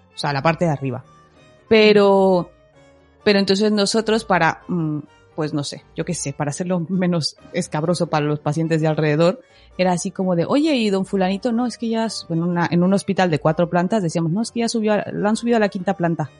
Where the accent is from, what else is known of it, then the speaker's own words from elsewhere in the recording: Mexico; soy mexicana